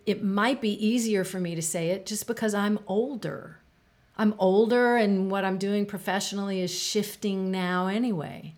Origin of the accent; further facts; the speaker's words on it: United States; I'm an American.